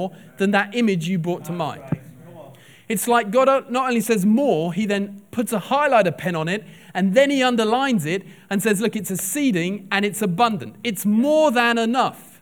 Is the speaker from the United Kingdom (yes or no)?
yes; England, United Kingdom; now in Liverpool, United Kingdom; we're English.